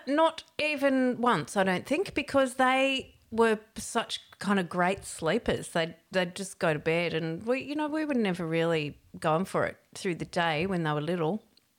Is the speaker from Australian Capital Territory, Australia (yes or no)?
yes; Canberra, Australian Capital Territory, Australia; I grew up in Canberra. Canberra back in those days was pretty white bread, you know, like there was just white people everywhere.